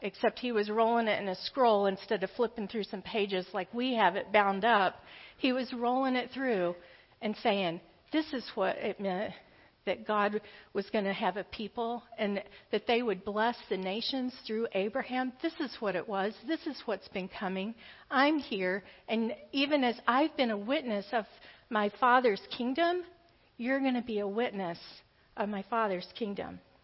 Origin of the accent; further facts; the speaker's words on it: the South, United States; I grew up in the South. But my family was all from the Appalachia region of Kentucky